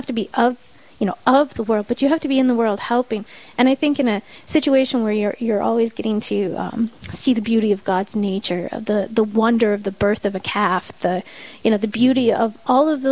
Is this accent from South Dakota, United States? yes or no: yes; Black Hills, South Dakota, United States; growing up in the Black Hills